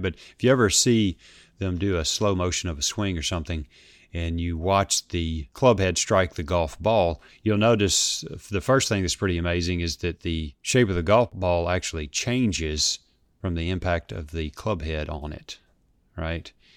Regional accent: Memphis, Tennessee, United States; here in Memphis, Tennessee, my hometown

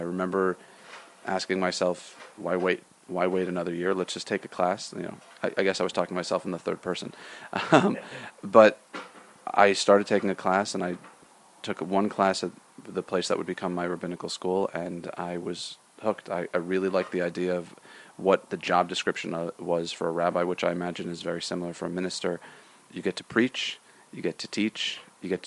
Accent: Rochester, New York, United States; moved away as an adult; also born or lived in Boston, Massachusetts / Los Angeles, California; I grew up in Rochester, New York. I lived there until I was 18 years old.

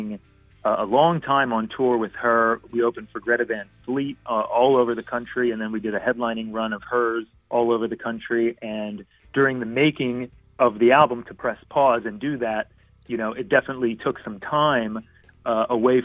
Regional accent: Philadelphia, Pennsylvania, United States; moved away as an adult; also born or lived in California; I'm from Philadelphia, I married a California girl and ended up living in California on and off for a number of years

